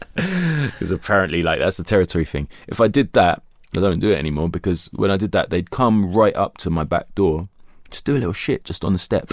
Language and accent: English; London, United Kingdom; being a Londoner